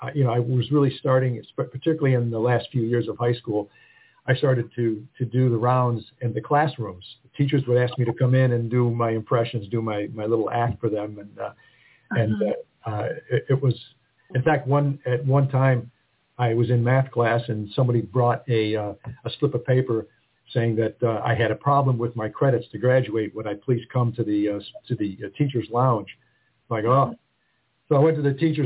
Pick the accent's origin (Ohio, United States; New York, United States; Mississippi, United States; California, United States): New York, United States; Rochester; I did grow up in Rochester